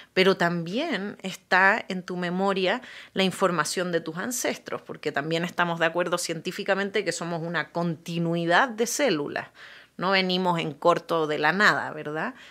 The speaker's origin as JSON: {"language": "Spanish", "country": "Chile", "tie": "born or raised there", "said": "yo nací en Chile"}